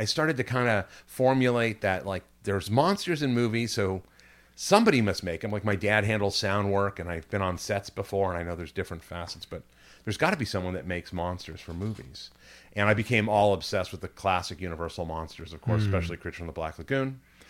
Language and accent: English; Burbank, California, United States; I grew up I was born in Burbank at right across from Disney at St. Joseph's.